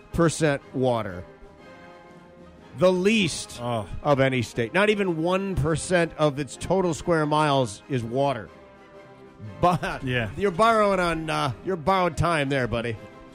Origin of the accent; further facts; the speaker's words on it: Michigan, United States; Michigan. My home state, the state I was born and raised